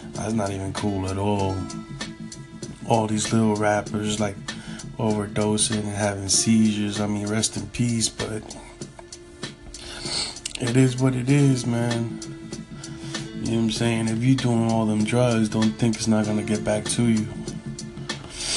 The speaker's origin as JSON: {"language": "English", "region": "New York", "country": "United States", "tie": "born or raised there", "said": "I was raised in New York"}